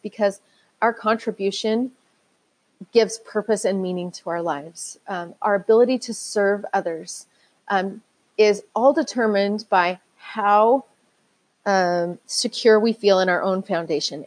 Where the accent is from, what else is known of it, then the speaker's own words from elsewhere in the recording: Utah, United States; I grew up in Utah, and this is where that's where I live right now.